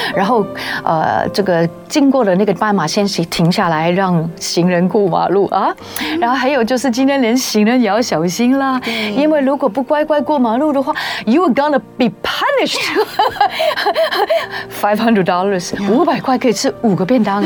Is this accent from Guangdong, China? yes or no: yes; Guangdong, China; 因为我是广东人